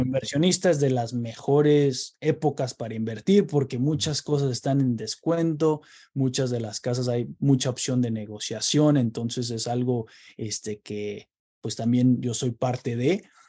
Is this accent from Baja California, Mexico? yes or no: no; Querétaro, Mexico; moved away as an adult; now in United States; yo soy originario de Querétaro, eh, México, y eh, llevo en Estados Unidos ocho años, ya casi nueve